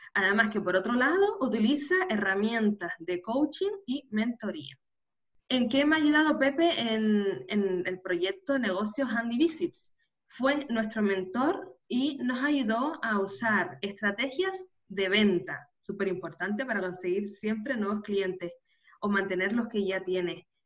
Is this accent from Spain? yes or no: yes; Canary Islands, Spain; nacida en Canarias